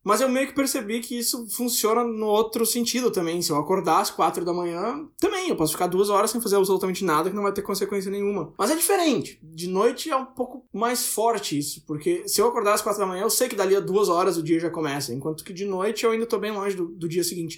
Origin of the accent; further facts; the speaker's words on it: Brazil; moved away as an adult; eu saí do Brasil